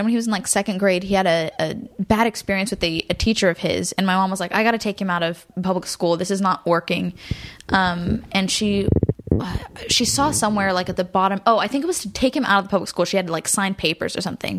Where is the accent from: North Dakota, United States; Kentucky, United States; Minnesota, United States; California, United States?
California, United States; Garden Grove; also born or lived in Burbank / Hollywood; I was born in Garden Grove in Orange County and lived there my whole life until I moved to Burbank when I was like 17